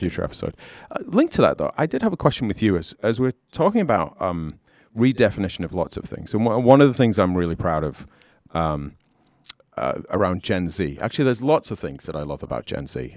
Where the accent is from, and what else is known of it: United Kingdom; accent: British; moved away as an adult; also born or lived in Southern California; now in United States